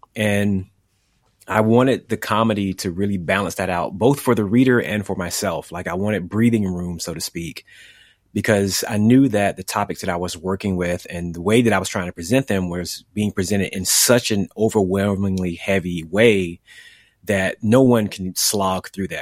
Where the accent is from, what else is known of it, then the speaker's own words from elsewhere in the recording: the South, United States; my experiences growing up in the South